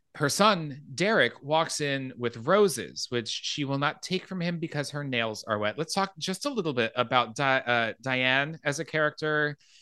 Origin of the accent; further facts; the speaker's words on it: Phoenix, Arizona, United States; I grew up in Phoenix, so Mountain Time was what I grew up on